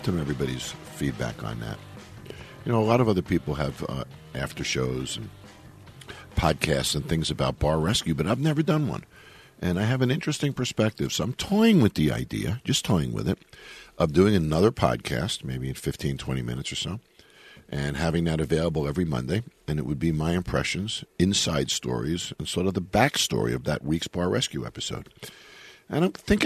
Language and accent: English; Long Island, New York, United States; When I was a kid and I was growing up in Long Island